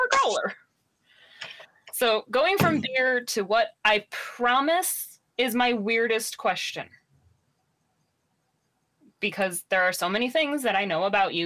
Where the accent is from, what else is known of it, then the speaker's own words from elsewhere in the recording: Hastings, Michigan, United States; I grew up in Hastings